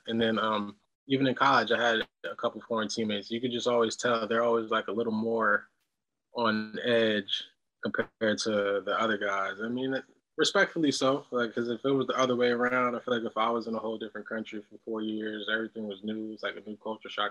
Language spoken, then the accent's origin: English; New Jersey, United States; also born or lived in St. John's, Newfoundland; Growing up in Jersey